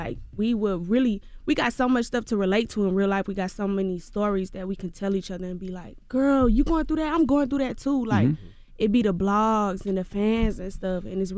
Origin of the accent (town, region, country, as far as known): Clayton County, Georgia, United States